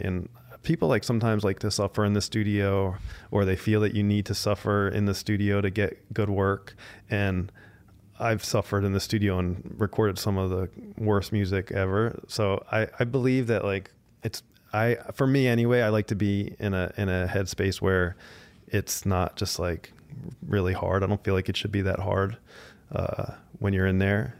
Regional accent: New Jersey, United States; moved away as an adult; now in Los Angeles, United States; I grew up in suburban Jersey

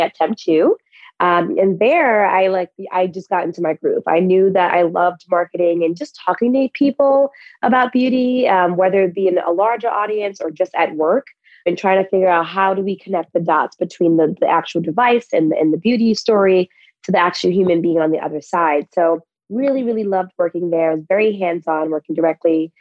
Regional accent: New York City, New York, United States; also born or lived in Brooklyn; being born and raised in Harlem

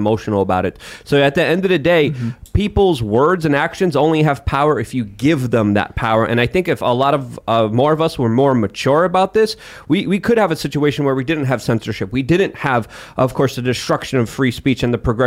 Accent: New York City, New York, United States; I grew up in New York City. I grew up in Brooklyn.

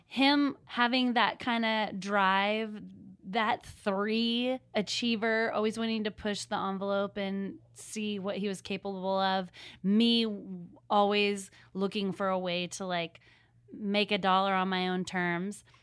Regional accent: Seattle, Washington, United States; moved away as an adult; now in Nashville, United States; I'm from Seattle. We are living in Nashville

